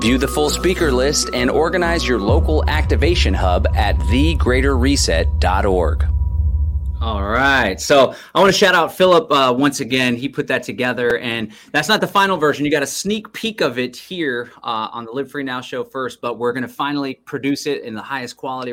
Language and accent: English; Austin, Texas, United States; I was actually born and raised in Austin